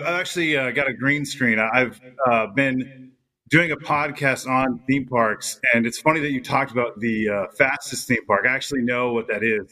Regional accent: Southern California, United States; also born or lived in Fresno, California; Raised here

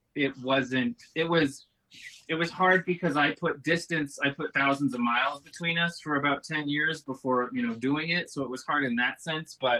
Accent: Utah, United States; moved away as an adult; also born or lived in Boston; I was born and raised in Utah, born and raised Mormon

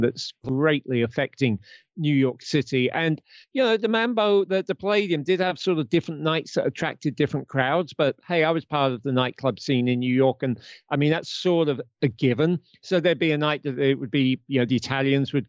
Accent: United Kingdom; I'm a Brit

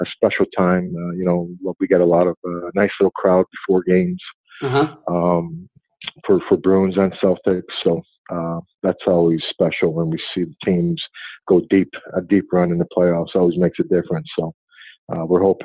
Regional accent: Montreal, Quebec, Canada; moved away; That's my hometown right there.

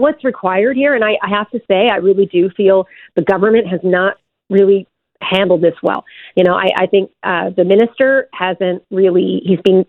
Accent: Newfoundland and Labrador, Canada; now in Ontario, Canada; I grew up in Newfoundland, born and raised.

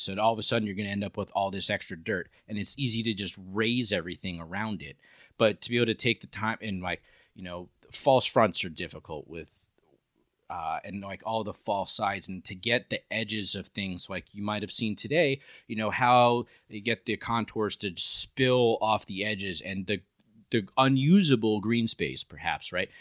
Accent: New York City, New York, United States; moved away; I'm from New York

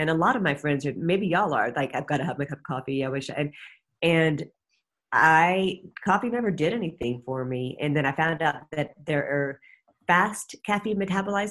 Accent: Atlanta, Georgia, United States; I grew up in Atlanta during the time of the Atlanta child murders.

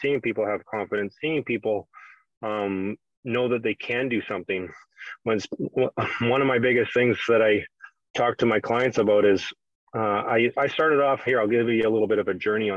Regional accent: Canada; my background being a Canadian kid was hockey

